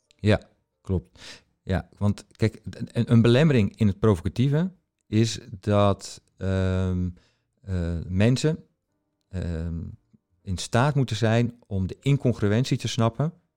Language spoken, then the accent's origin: Dutch; Netherlands; ik kom dus uit Nederland.